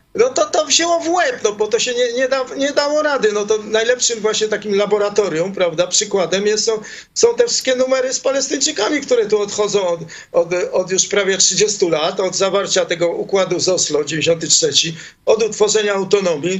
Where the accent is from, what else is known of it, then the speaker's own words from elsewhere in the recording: Poland; accent: Polish; moved away as an adult; now in Israel; wyjechałem z Polski mając 21 lat